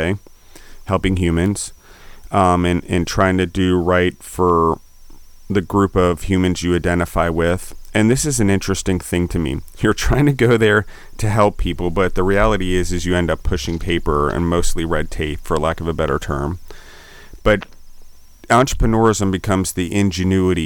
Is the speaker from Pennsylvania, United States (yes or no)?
yes; Allentown, Pennsylvania, United States; I was born outside Philadelphia in Allentown, Pennsylvania